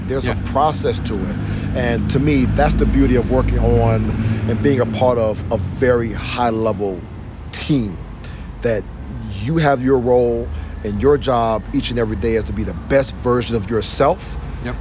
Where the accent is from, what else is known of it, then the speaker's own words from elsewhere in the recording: Cleveland, Ohio, United States; moved away as an adult; also born or lived in Arizona; I grew up in Cleveland. I grew up in Cleveland. I came back home because I grew up on Wade Park, East 95th